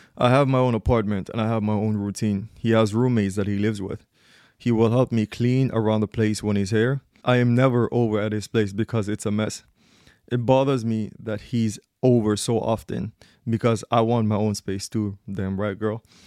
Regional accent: Gambia; I'm from Gambia

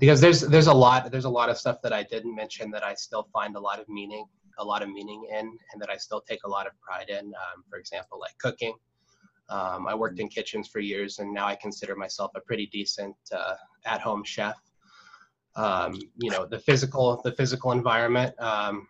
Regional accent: Whidbey Island, Washington, United States; also born or lived in Southern California; I was born in Southern California, and nice. We moved up here when I was a little kid, and I pretty much grew up on Whidbey, and I've lived up here for most of my life

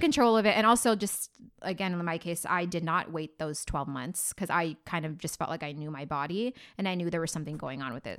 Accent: Philippines; I'm Filipino

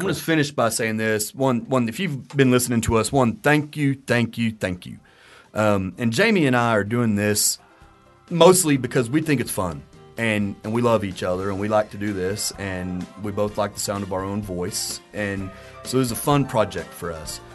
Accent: Texas, United States; We've both lived here our whole lives

